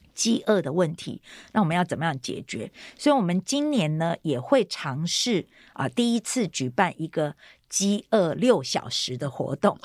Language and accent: Chinese; Taiwan; 我是单亲家庭，那我是在眷村长大的